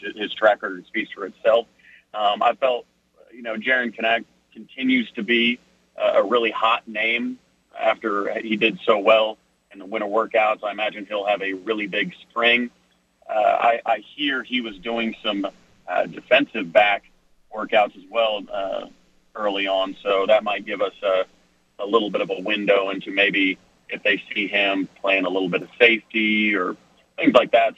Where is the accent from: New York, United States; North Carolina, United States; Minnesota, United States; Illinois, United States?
Minnesota, United States; my hometown Vikings